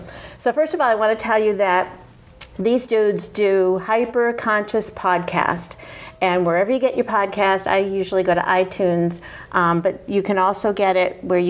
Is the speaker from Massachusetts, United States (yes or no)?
yes; Somerville, Massachusetts, United States; accent: Somerville; I have a Somerville accent. Give me a glass of wine or something and it comes out, or put me around my family.